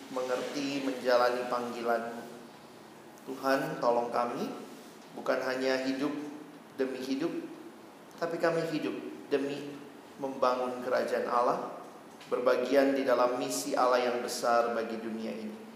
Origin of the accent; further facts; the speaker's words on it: Bandung, West Java, Indonesia; born there; saya tidak kebetulan lahir di Indonesia, itu providential call. Tidak kebetulan saya di Bandung.